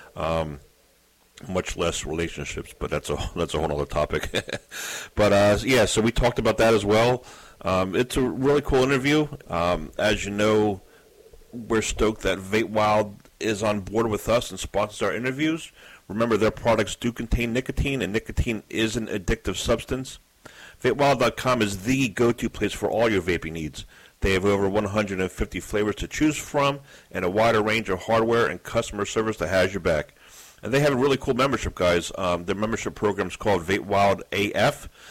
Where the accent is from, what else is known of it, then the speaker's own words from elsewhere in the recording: Philadelphia, Pennsylvania, United States; my hometown of Philadelphia